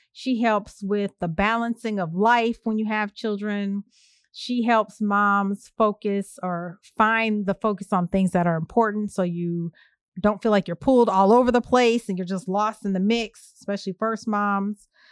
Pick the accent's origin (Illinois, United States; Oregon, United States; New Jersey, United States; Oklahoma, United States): Illinois, United States; Evanston; in my hometown of Evanston